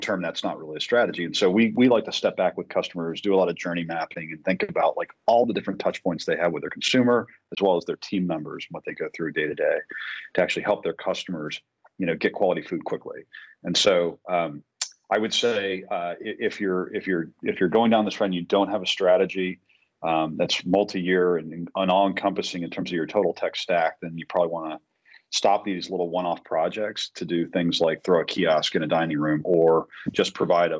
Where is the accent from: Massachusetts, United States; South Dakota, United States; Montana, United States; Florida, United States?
Massachusetts, United States; Boston; now in Tampa, United States; I'm from Boston